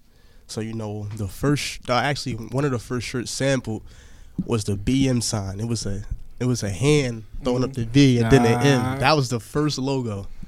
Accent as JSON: {"language": "English", "town": "Piscataway", "region": "New Jersey", "country": "United States", "tie": "born or raised there", "said": "I was born in Piscataway, New Jersey."}